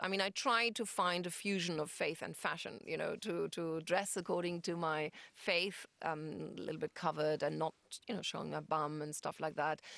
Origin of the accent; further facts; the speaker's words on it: Hamburg, Germany; moved away as an adult; also born or lived in London; I'm from Germany, from Hamburg